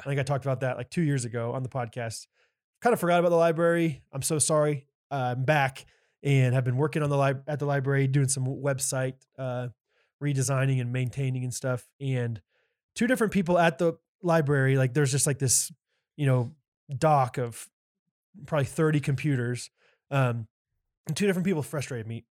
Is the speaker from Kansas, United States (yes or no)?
yes; Olathe, Kansas, United States; my hometown of Olathe, Kansas